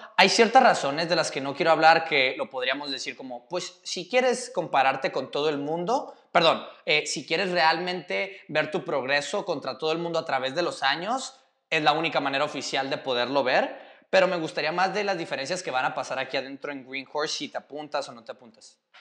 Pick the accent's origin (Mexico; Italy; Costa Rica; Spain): Mexico; moved away; yo soy el tercer mexicano